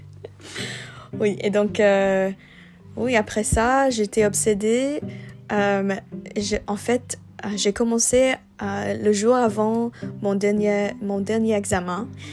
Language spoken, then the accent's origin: French; Vancouver, British Columbia, Canada; French is a second language; je viens de Vancouver, Canada